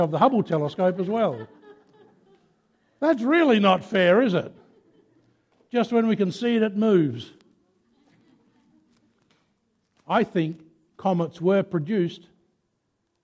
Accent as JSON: {"language": "English", "town": "Mount Gambier", "region": "South Australia", "country": "Australia", "tie": "born or raised there", "said": "I come from Mount Gambier. I was born and raised in Mount Gambier."}